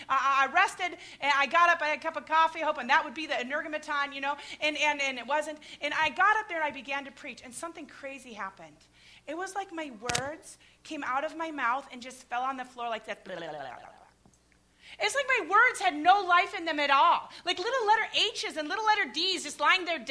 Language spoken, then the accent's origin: English; Midwest, United States; I grew up in the Midwest.